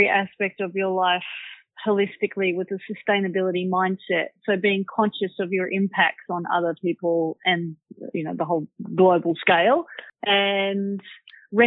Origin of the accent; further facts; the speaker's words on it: Manly, New South Wales, Australia; growing up in Manly as a kid